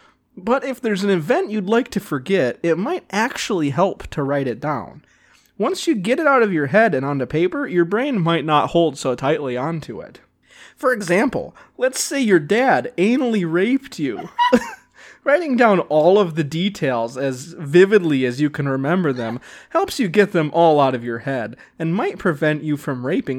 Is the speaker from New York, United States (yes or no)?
no; Cleveland, Ohio, United States; I'm from Cleveland, Ohio.